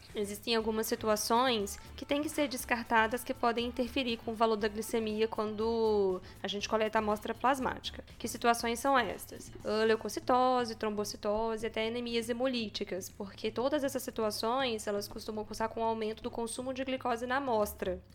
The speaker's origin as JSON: {"language": "Portuguese", "town": "Juiz de Fora", "region": "Minas Gerais", "country": "Brazil", "moved": "as an adult", "lives_now": "São Paulo, Brazil", "said": "Sou de Juiz de Fora, fiz faculdade na UFJF"}